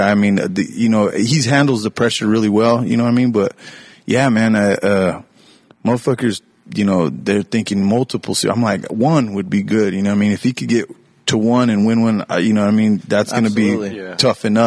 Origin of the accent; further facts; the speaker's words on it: New Mexico, United States; now in Kansas City, United States; I'm from New Mexico.